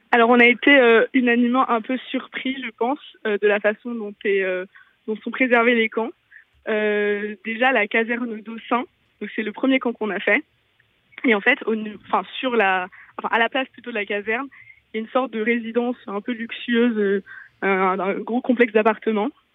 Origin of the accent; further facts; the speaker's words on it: Lille, Hauts-de-France, France; C'est des lieux devant lesquels on passe pratiquement quotidiennement quand on est lillois